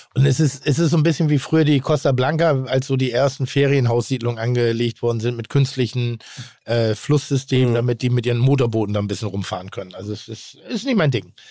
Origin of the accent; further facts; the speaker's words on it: Northern Germany, Germany; ich bin nun mal in Norddeutschland groß geworden